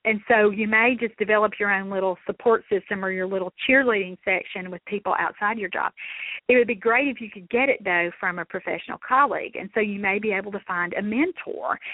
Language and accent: English; Mississippi, United States; I'm from Mississippi